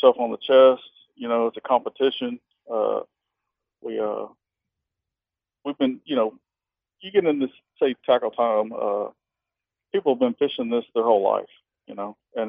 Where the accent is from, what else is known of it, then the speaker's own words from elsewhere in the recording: Texas City, Texas, United States; now in League City, United States; I was born and raised in Texas City, Texas. Lived there 37 years, and just relocated here recently about 2 or 3 months